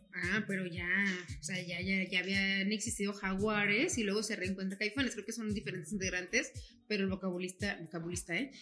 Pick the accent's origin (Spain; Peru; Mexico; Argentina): Mexico; Guadalajara, Jalisco; nosotros somos de Guadalajara